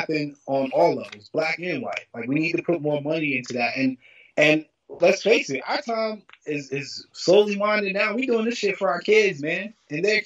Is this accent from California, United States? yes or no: no; Lynchburg, Virginia, United States; growing up in Lynchburg